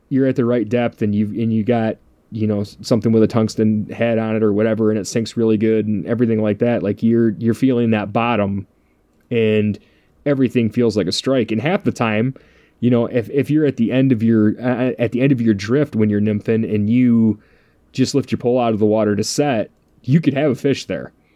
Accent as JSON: {"language": "English", "region": "Michigan", "country": "United States", "tie": "born or raised there", "said": "growing up in Michigan"}